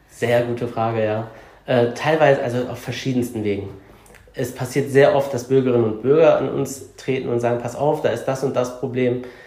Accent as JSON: {"language": "German", "town": "Cologne", "region": "North Rhine-Westphalia", "country": "Germany", "tie": "born or raised there", "said": "Ich bin eine Kölsche Jung, also ich bin Kölner, ich bin in, im Stadtbezirk Köln-Kalk geboren und aufgewachsen und lebe da auch bis heute noch."}